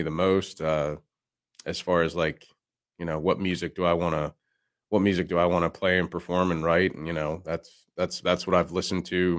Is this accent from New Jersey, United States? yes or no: no; Pennsylvania, United States; I grew up in Central PA